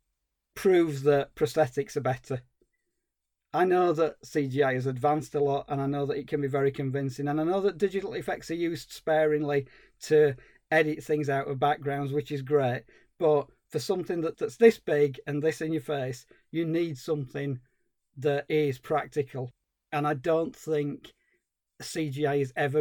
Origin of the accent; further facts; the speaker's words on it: Yorkshire and the Humber, United Kingdom; As a Yorkshireman